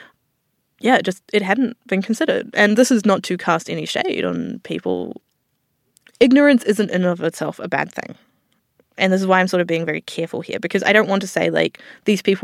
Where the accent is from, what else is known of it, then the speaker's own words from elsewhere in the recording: New Zealand; now in Australia; some people will have heard my accent. I'm from New Zealand originally